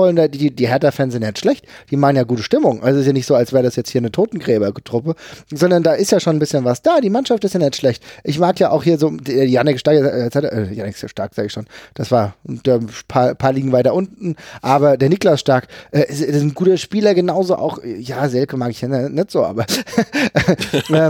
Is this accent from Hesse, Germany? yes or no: yes; Frankfurt, Hesse, Germany; ich bin als Frankfurter jetzt nicht der größte Mainz-Sympathisant